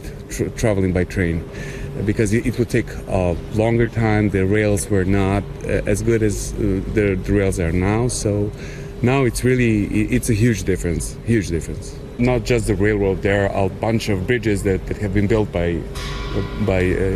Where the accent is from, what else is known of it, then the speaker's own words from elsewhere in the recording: Belgrade, Serbia; I'm from Belgrade.